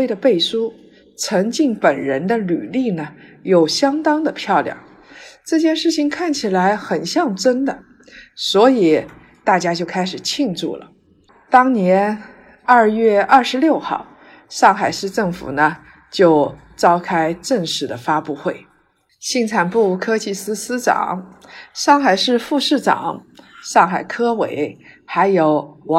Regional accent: China; 我们中国人的教育是应试教育，

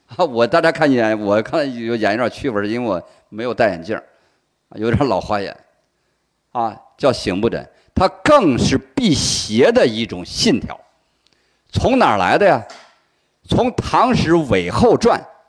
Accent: China; 我们中国人

